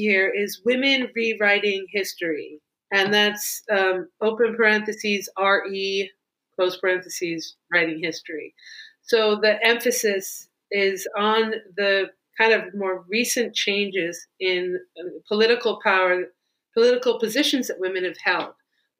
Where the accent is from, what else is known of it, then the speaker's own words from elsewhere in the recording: Alaska, United States; born there; also born or lived in West Berlin, Germany / Georgia / Oklahoma / Vermont; I was born in Alaska, and I grew up as an Army brat. Mostly the longest place anywhere was West Berlin, Germany, which of course doesn't really exist anymore.